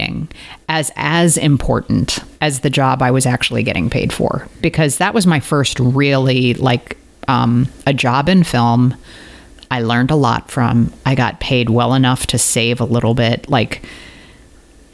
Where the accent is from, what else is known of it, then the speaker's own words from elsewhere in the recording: St. Louis, Missouri, United States; I grew up in St. Louis, Missouri, the home of Ferguson.